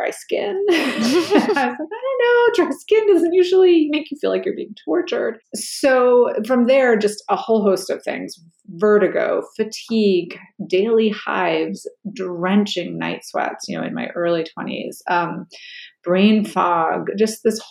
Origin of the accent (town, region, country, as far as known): New York City, New York, United States; born or raised there; also born or lived in New England / Cape Cod